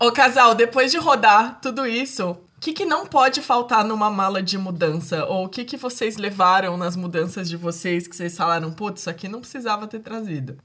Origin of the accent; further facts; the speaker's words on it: Santos, São Paulo, Brazil; moved away; Sempre vai ser minha terra e minha cidade do coração